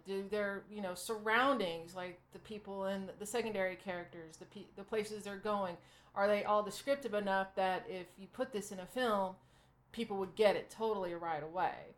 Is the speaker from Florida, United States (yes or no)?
no; Arkansas, United States; I grew up in Arkansas, which is about as southern as you can get in the United States